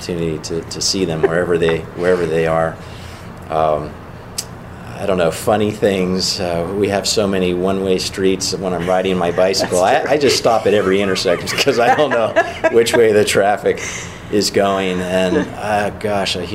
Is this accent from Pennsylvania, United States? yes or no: yes; Pittsburgh, Pennsylvania, United States; now in Erie, United States; with my Pittsburgh roots